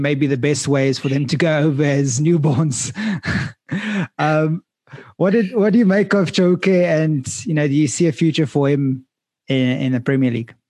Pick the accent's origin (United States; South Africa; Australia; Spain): South Africa